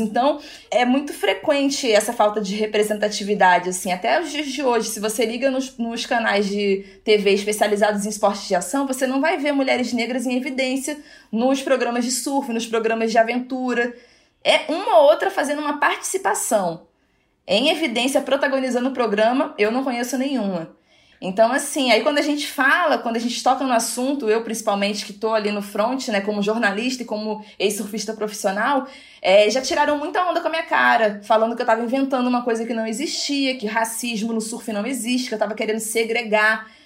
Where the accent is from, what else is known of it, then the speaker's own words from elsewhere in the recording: Itacaré, Bahia, Brazil; also born or lived in Arraial do Cabo; now in Rio de Janeiro, Brazil; Depois que minha mãe se separou, ela, ela se, ela voltou para Bahia e aí eu fui para Itacaré